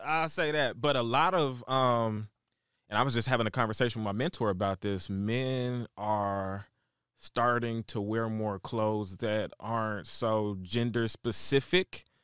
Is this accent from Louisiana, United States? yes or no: yes; Shreveport, Louisiana, United States; also born or lived in Chicago, Illinois; now in Dallas, United States; born and raised in Shreveport, Louisiana.